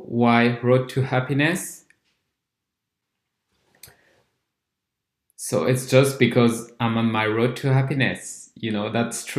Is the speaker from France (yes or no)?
yes; France; English is a second language; I'm neither from England nor an English-speaking country. So I'm from France